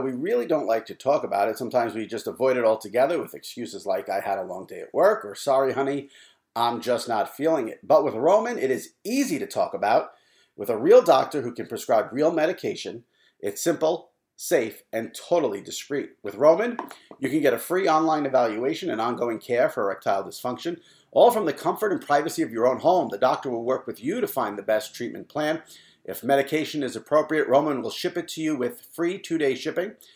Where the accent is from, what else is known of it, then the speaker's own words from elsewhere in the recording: New York, United States; as a New Yorker who's followed New York media for a long time